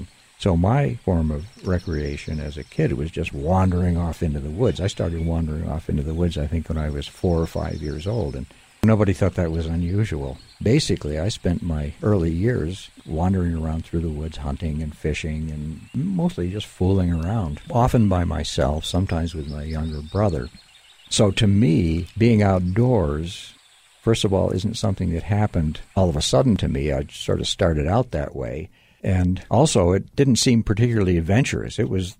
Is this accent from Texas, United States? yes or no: no; Southbury, Connecticut, United States; moved away as an adult; now in Montana, United States; Well, I was born and grew up till I was old enough to go to college in Western Connecticut. So I'm a Connecticut Yankee. Western Connecticut is part of the New England Appalachian Mountains. And where I grew up is very rural